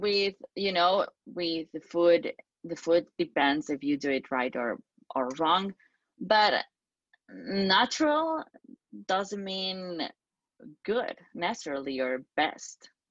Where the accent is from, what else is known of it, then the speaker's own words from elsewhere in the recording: Spain; I'm from Spain